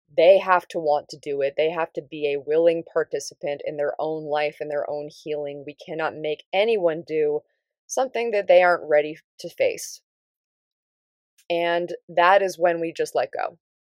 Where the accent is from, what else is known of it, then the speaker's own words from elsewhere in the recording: Davis, California, United States; moved away; it was actually up in Northern California where I grew up, um, I'm from Davis.